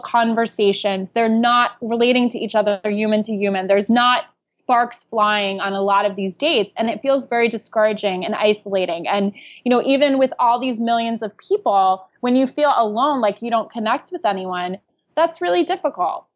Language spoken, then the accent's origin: English; New York City, New York, United States; also born or lived in New Jersey; I am a New Yorker